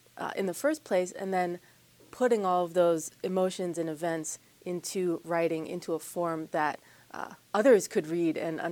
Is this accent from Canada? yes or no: no; Wexford, Pennsylvania, United States; I grew up in the North Hills in Wexford